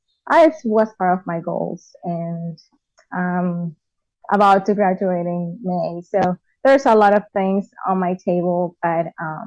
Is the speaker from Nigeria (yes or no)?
no; Venezuela; moved away as an adult; now in United States; Yeah, I grew up, I was born and raised in Venezuela. I actually came to the United States when I was 21 years old.